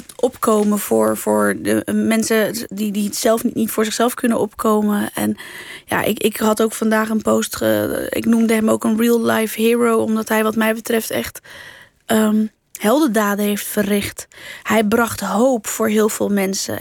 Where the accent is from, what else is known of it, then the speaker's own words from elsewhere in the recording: Netherlands; accent: Rotterdam Dutch; also born or lived in Alblasserwaard; ik ben hier geboren, ik identificeer mezelf als Nederlander ook. Ik droom in het Nederlands